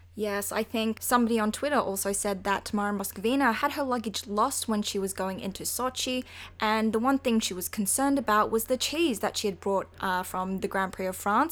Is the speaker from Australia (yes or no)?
yes; Australia; as an Australian